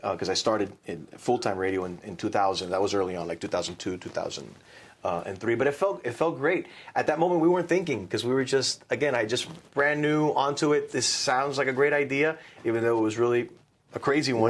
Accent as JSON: {"language": "English", "country": "United States", "tie": "born or raised there", "said": "I was born here"}